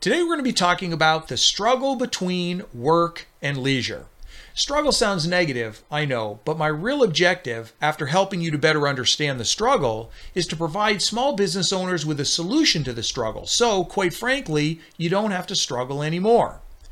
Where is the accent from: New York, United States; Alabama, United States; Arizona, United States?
Arizona, United States; my home state of Arizona